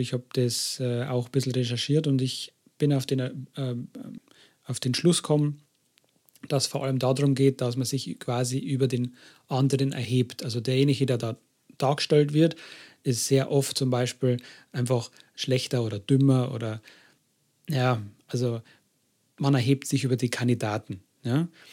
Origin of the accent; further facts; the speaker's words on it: Germany; bei uns in Deutschland